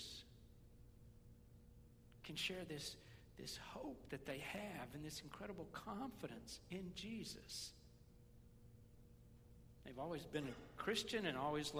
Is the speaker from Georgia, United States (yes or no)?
no; West Tennessee, United States; I grew up in West Tennessee